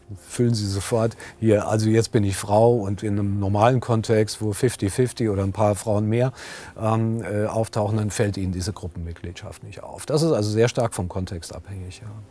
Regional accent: Germany; ich bin vielleicht Professor oder ich arbeite an der Helmut Schmidt Universität, ich gehöre zu den Beschäftigten hier an meiner Universität, ich bin Mann, ich bin Deutscher

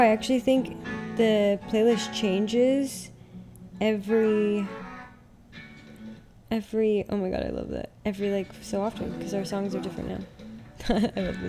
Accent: Utah, United States; also born or lived in Portugal; now in Dallas, United States; growing up in Utah

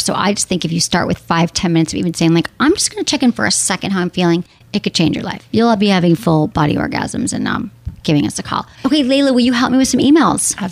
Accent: Michigan, United States; my home state, Michigan

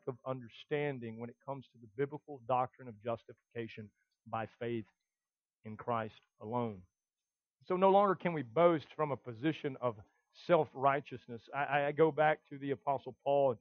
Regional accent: the South, United States; us guys in the South

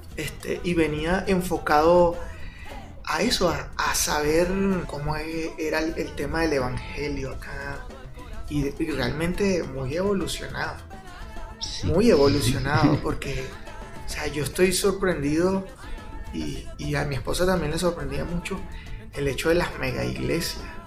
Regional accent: Venezuela; moved away as an adult; now in Guatemala; Yo soy venezolano.

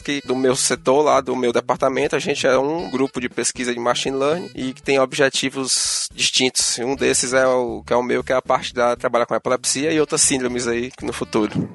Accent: Ceará, Brazil; eu sou do Ceará

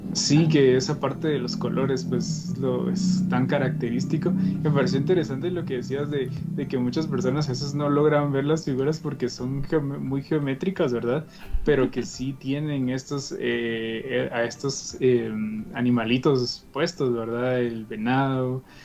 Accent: Guatemala; nosotros como chapines

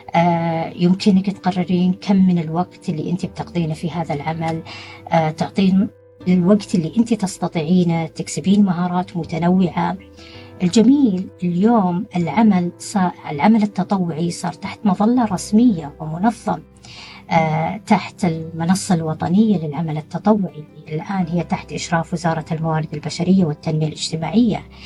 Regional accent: Saudi Arabia; إحنا كسعوديين

